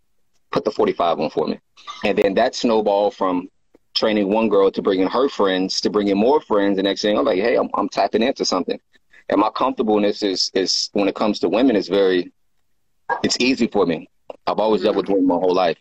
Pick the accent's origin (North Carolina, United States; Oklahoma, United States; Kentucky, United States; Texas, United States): Oklahoma, United States; moved away as an adult; now in California, United States; I'm originally from Oklahoma. I moved to California in 2006.